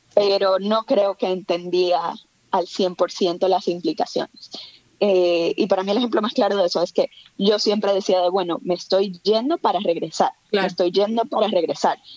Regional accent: Santo Domingo, Distrito Nacional, Dominican Republic; moved away as an adult; also born or lived in Mexico; now in Spain; yo nací, crecí en Santo Domingo

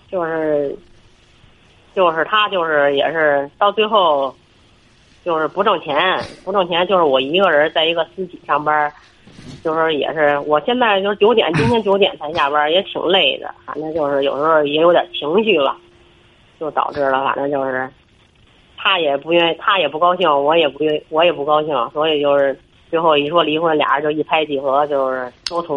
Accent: Beijing, China; 我是北京的。

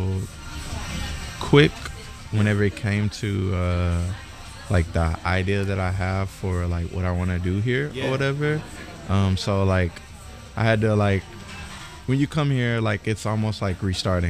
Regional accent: DeRidder, Louisiana, United States; also born or lived in Atlanta, Georgia; now in Tokyo, Japan; I'm from DeRidder, Louisiana

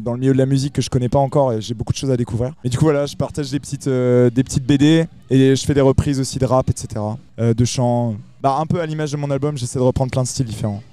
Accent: north of Nantes, Pays de la Loire, France; je viens du nord de Nantes.

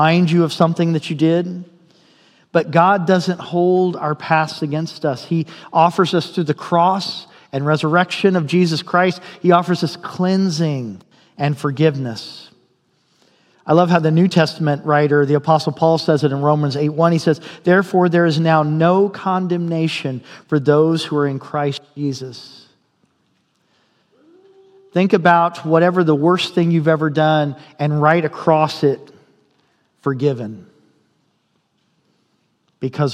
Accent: Indiana, United States; now in Fairbanks, United States; I'm from Indiana

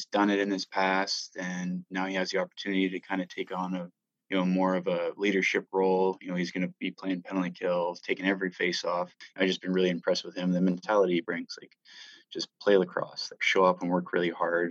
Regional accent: Calgary, Alberta, Canada; moved away as an adult; now in Burnaby, Canada; so I was originally born in Burnaby, and then my parents moved back to Alberta when I was super young. So I grew up in Calgary.

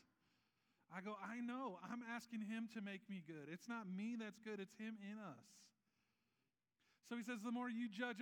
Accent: Nebraska, United States; now in Syracuse, United States; I grew up in Nebraska

